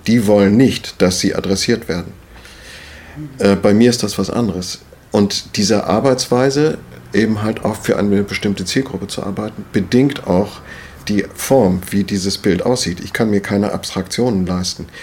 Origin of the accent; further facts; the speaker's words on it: Schleswig-Holstein, Germany; moved away as an adult; also born or lived in Wendland; now in Hitzacker, Germany; als Schleswig-Holsteiner